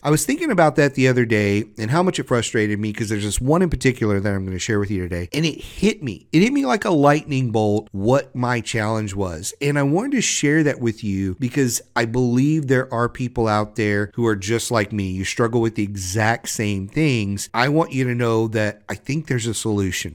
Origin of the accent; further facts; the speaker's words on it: Southwest Louisiana, United States; I grew up in Southwest Louisiana.